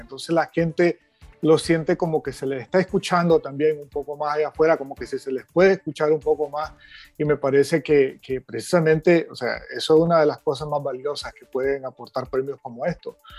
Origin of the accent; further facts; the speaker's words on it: Nicaragua; a mí como nicaragüense y como ciudadano